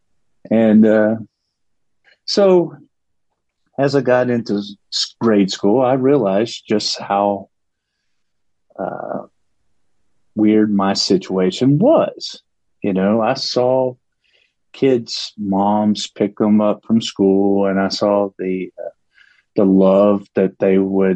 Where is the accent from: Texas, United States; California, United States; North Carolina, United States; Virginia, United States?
Texas, United States; Paris; moved away; I grew up in Northeast Texas, and pretty impoverished situation